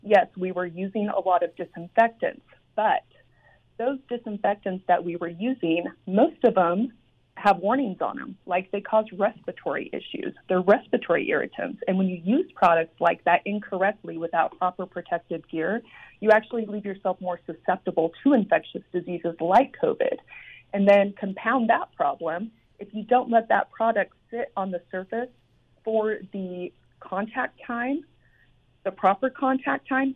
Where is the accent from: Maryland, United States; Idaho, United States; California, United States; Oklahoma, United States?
Idaho, United States; I was raised up in Idaho